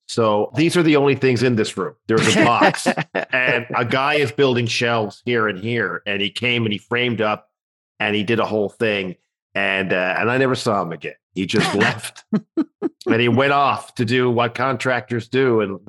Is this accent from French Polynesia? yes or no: no; Canada; I've been too cheap to pay the $300 each time for another one because I'm Canadian.